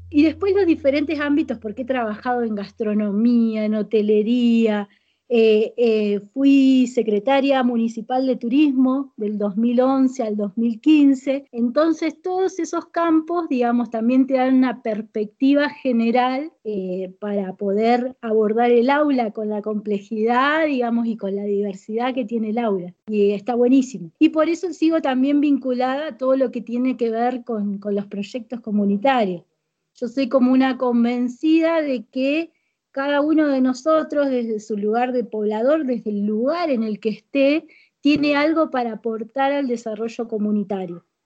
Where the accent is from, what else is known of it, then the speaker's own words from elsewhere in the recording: Paraná, Entre Ríos, Argentina; moved away as an adult; now in Caviahue, Argentina; yo me vine de Entre Ríos a estudiar